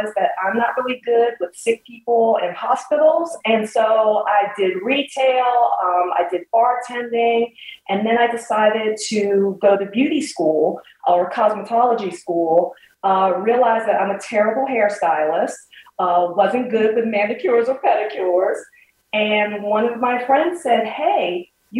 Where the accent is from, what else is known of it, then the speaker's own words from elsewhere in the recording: Washington, District of Columbia, United States; I'm a native Washingtonian, and I'm very proud to have a business in my hometown